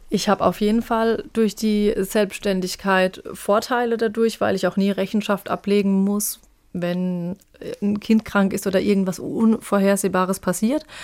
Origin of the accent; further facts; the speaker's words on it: Arzheim, Rhineland-Palatinate, Germany; ich wollte einen Bezug zu meinem Heimatort